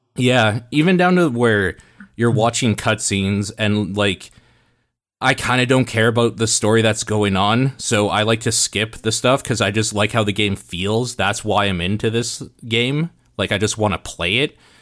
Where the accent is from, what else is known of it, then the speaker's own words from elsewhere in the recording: Canada; we grew up in Canada